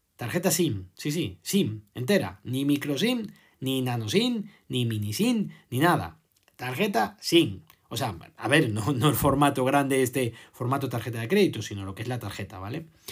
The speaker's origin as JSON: {"language": "Spanish", "country": "Spain"}